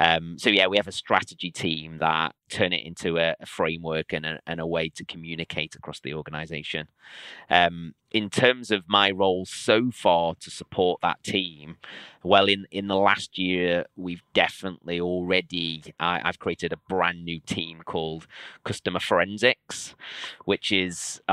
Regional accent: Liverpool, North West England, United Kingdom; my hometown of Liverpool

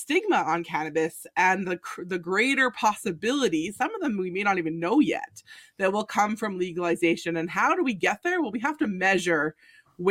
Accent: Canada; We're Canadians

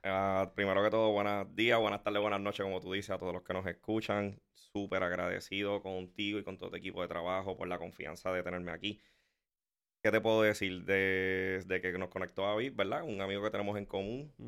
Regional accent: Puerto Rico; yo me crié con el deporte de aquí

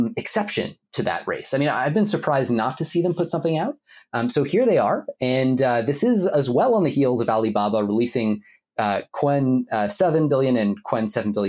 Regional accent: Ottawa, Ontario, Canada; my hometown of Ottawa, Canada

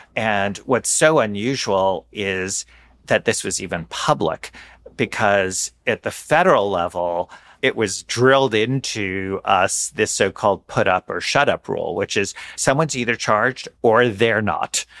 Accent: New York City, New York, United States; my hometown at N Y U

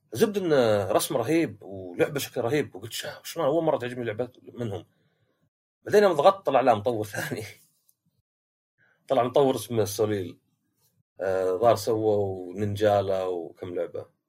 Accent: Shaqra, Riyadh Province, Saudi Arabia; انا من شقره

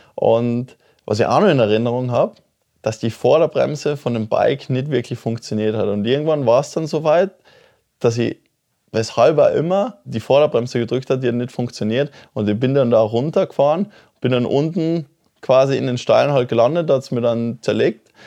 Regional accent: Oberpeischlach, Tyrol, Austria; ich komme aus dem Ort Oberpeischlach, ne? das ist wirklich ganz, ganz ein kleines Dorf

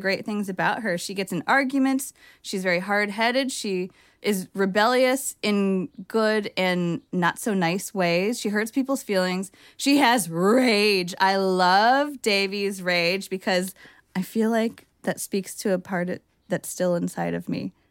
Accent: Bay Area, California, United States; I'm from the Bay Area

